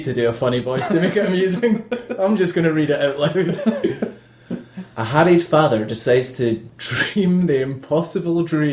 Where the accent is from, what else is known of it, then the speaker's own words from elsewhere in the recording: United Kingdom; as a British viewer